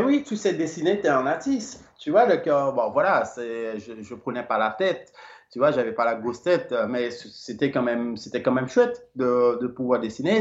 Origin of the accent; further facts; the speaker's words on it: Limbé, Nord, Haiti; now in Belgium; Je suis né à, à, à Limbé, Limbé, euh, c'est une petite ville et euh, eh ben, euh, du département du Nord